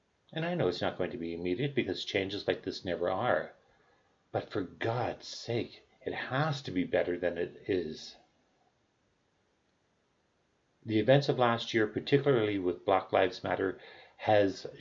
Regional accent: Canada; I'm Canadian

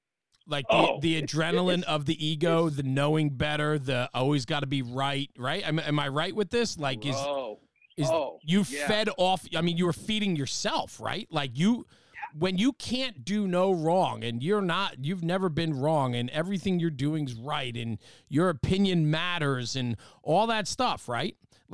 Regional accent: Gary, Indiana, United States; screw you guys, man. I'm from Gary.

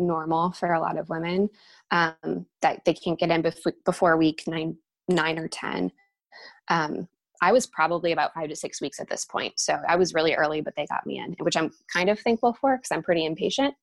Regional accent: Ohio, United States; we're from Ohio

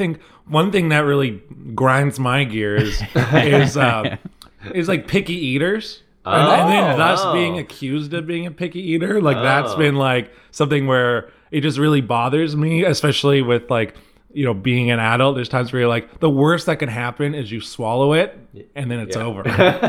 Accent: Tawas, Michigan, United States; I remember when Tim Hortons came to like the town I grew up in. I grew up in Tawas, and I remember when that came to town.

